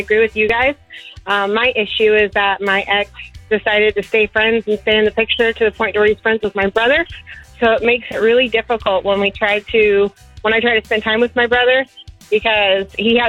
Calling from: Tavares, Florida, United States; I'm calling from Tavary.

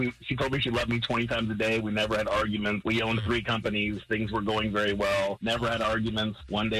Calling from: St. Augustine, Florida, United States; I'm calling from St. Augustine.

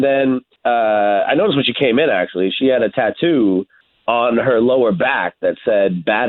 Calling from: Windermere, Florida, United States; Hey, I'm calling from Windermere.

